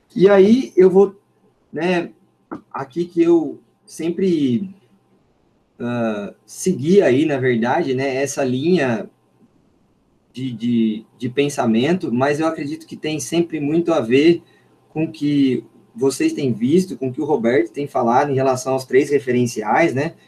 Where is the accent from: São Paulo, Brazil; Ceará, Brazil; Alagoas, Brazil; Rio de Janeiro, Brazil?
São Paulo, Brazil; Limeira; uma escola técnica aqui da minha cidade de Limeira, sou de Limeira